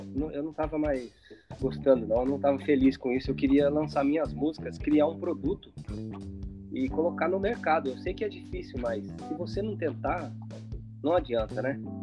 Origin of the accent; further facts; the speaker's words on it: São José dos Campos, São Paulo, Brazil; Eu sou de São José dos Campos, interior de São Paulo